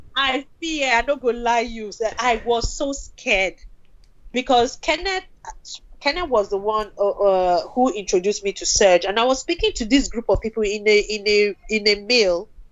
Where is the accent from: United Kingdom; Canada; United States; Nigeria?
Nigeria; moved away as an adult; I came from Nigeria